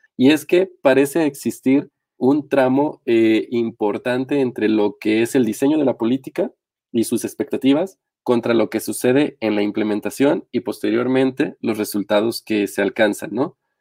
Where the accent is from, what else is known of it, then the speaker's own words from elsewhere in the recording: Mexico; el caso mexicano, que es el en el que estamos inmersos